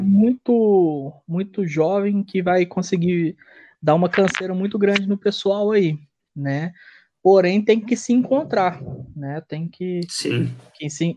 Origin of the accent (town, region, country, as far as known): Minas Gerais, Brazil